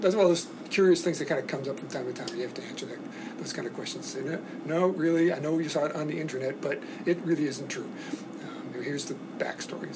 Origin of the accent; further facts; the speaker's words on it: Boston, Massachusetts, United States; I was born in Boston, grew up in Massachusetts